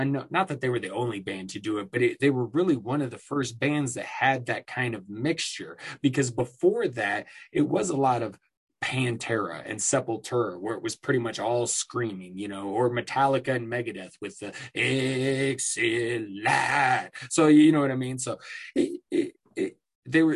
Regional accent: Iowa, United States; moved away; I came from Iowa

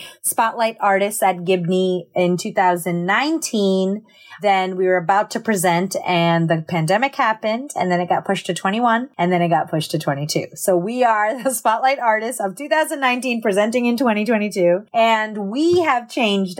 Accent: United States; by being American, by growing up here. You know, I grew up with Latinx communities

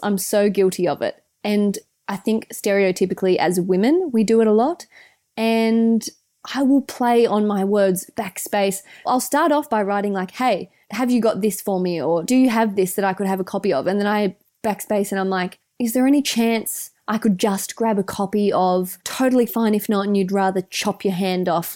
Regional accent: Australia; accent: Aussie; our Aussie accents

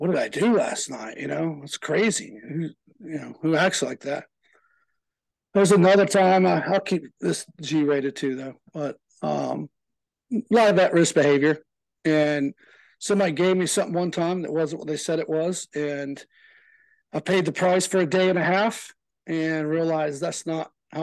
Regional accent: Lawrenceville, Georgia, United States; also born or lived in Decatur, Georgia; I grew up in Lawrenceville, Georgia

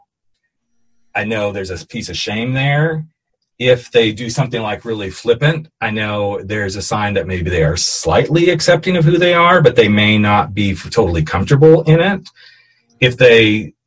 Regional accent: United States; I'm American

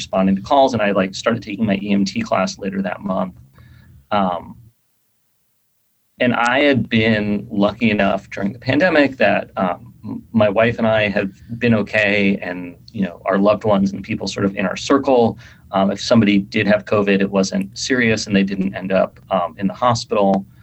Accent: New York City, New York, United States; moved away as an adult; also born or lived in Bay Area / Seattle; I grew up in New York City. I've lived in like New York and the Bay Area and Seattle.

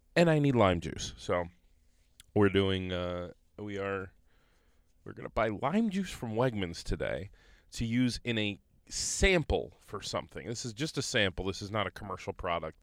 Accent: Conneaut, Ohio, United States; I'm from Conneaut.

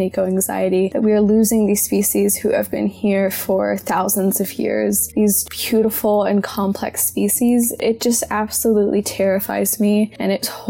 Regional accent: Gainesville, Florida, United States; I'm 16 and I'm from Gainesville, Florida, which is occupied Tsumikwa and Seminole land.

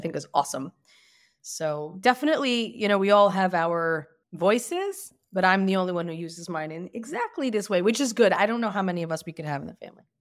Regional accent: Lakewood, New Jersey, United States; moved away as an adult; also born or lived in Bergenfield, New Jersey; now in Beit Shemesh, Israel; I grew up in Lakewood, New Jersey

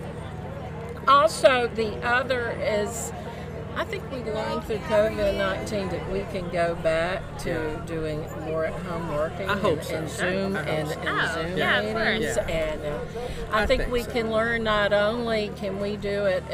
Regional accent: Marietta, Georgia, United States; also born or lived in Tennessee; I grew up here in Cobb County. I went to Marietta High School.

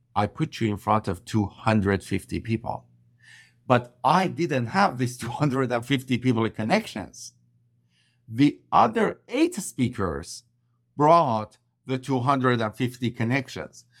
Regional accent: Iran; English is a second language; moved away as an adult; also born or lived in Vancouver, Canada; I landed in Vancouver, BC from Iran, where I'm originally from. I couldn't speak English properly

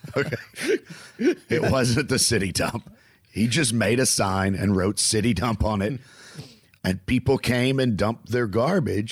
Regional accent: the American South, United States; I'm a Southerner

